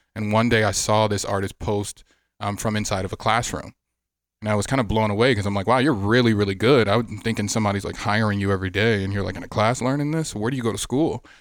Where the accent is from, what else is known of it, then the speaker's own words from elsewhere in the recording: Miami, Florida, United States; also born or lived in Atlanta; now in Las Vegas, United States; I'm from Miami. Growing up as a kid, I always liked the Dolphins